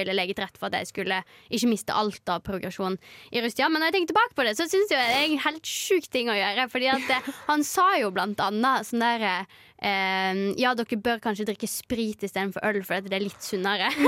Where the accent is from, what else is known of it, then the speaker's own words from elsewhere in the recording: Førde, Vestland, Norway; så fikk vi en ny trener som òg trente damelaget hjemme i Førde